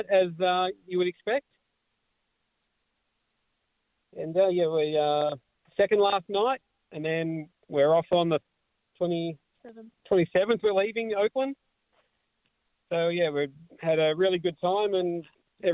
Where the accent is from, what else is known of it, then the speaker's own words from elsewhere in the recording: Australia; from Australia